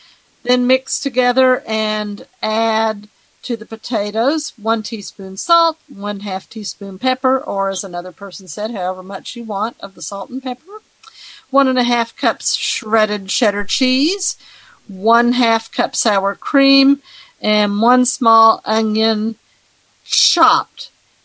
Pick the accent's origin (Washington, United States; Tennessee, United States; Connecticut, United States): Tennessee, United States; Nashville; I am from Nashville, Tennessee, one of the best places in the world to live.